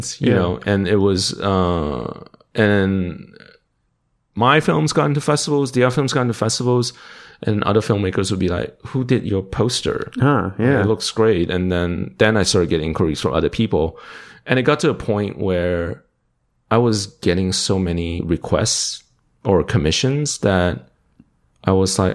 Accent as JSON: {"language": "English", "country": "Malaysia", "tie": "born or raised there", "also_born_or_lived": "Dallas, Texas", "moved": "yes", "lives_now": "Austin, United States", "said": "I was born and raised in Malaysia"}